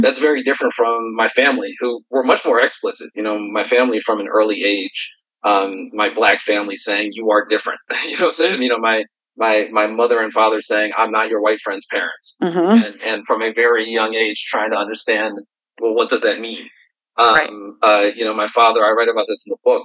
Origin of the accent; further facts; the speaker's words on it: Philadelphia, Pennsylvania, United States; I am a kid from Philly